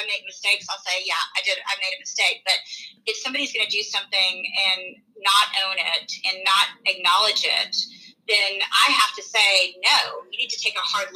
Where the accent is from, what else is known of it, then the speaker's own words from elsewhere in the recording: Texas, United States; we live in the South and because we're from Texas